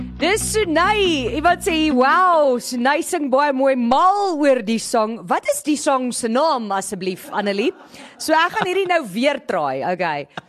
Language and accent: Afrikaans; Groblersdal, Limpopo, South Africa; ek's in Groblersdal gebore